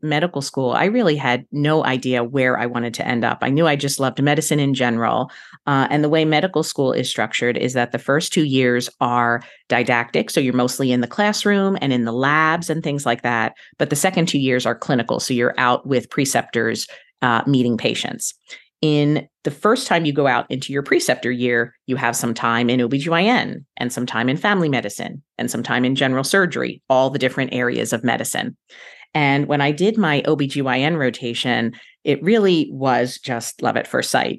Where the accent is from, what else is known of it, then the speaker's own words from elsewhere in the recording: Philadelphia, Pennsylvania, United States; moved away as an adult; now in Central Florida, United States; I was born and raised in Philadelphia area